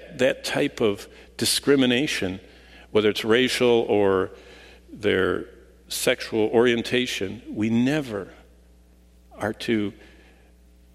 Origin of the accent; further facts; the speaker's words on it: Lansing, Michigan, United States; I was raised in Lansing